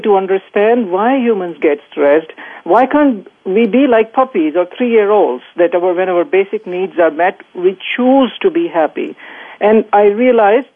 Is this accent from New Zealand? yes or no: no; Bhopal, Madhya Pradesh, India; moved away as an adult; now in United States; I grew up in India in a small town